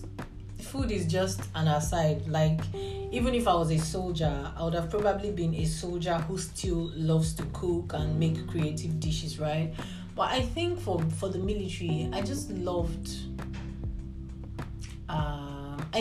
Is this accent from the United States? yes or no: no; Nigeria; now in United Arab Emirates; I am Nigerian.